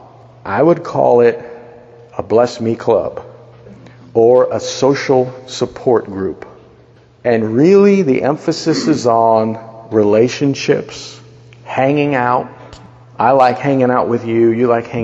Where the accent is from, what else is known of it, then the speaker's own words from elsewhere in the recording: United States; We are Americans